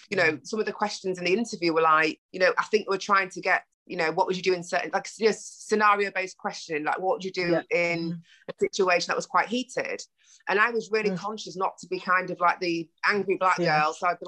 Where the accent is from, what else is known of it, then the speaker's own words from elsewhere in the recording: Ghana; Like I say, we're already Ghanaian sisters, but I just love you.